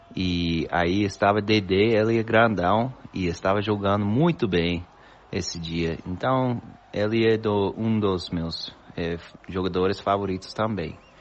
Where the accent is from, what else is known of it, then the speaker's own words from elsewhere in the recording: United States; Portuguese is a second language; moved away; also born or lived in Buenos Aires, Argentina; sou americano, gringo dos Estados Unidos